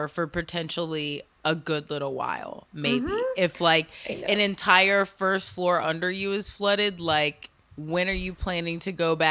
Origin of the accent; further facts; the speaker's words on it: North Florida, United States; moved away; also born or lived in Baltimore, Maryland; I grew up there. We moved there when I was, like, five